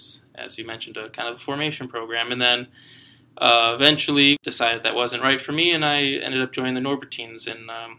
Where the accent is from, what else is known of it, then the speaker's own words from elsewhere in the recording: Green Bay, Wisconsin, United States; I am a transitional deacon with St. Norbert Abbey. I'm originally from Green Bay, Wisconsin, my home parish being St. Agnes on the west side of Green Bay.